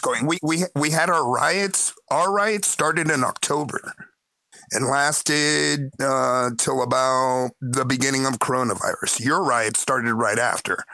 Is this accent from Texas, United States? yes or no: no; Miami, Florida, United States; moved away as an adult; now in Chile; I'm an expat from Miami in Chile.